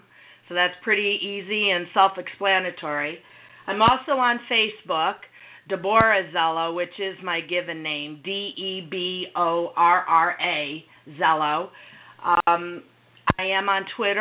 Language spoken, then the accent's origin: English; Connecticut, United States; also born or lived in Philadelphia, Pennsylvania; I was born in Philadelphia, believe it or not, but we left there when I was around a year old, and we moved to Connecticut, which was actually my mother's home state. Growing up was pretty average